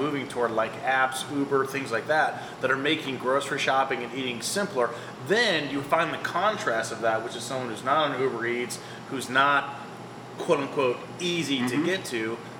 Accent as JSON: {"language": "English", "town": "Akron", "region": "Ohio", "country": "United States", "said": "I'm from Akron."}